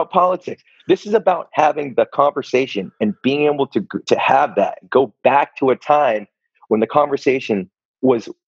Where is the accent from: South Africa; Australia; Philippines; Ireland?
Philippines; like this because I'm a, I'm a Filipino.